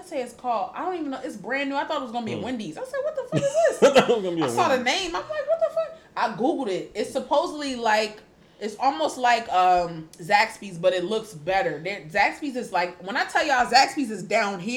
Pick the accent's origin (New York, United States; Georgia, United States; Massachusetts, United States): New York, United States; New York City; also born or lived in Baltimore; now in Atlanta, United States; growing up in New York, I grew up on tap water